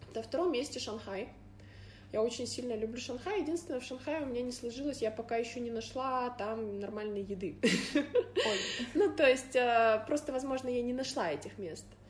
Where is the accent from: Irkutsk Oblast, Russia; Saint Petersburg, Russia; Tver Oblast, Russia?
Irkutsk Oblast, Russia; Irkutsk; я из Иркутска